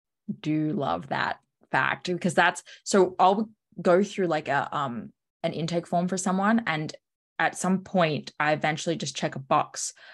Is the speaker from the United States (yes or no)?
no; Australia; I'm a coffee freak. I'm from Australia. Come on.